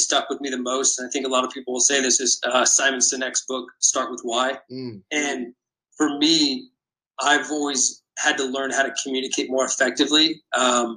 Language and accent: English; West Coast, United States; I grew up on the West Coast, a San Diego Padres fan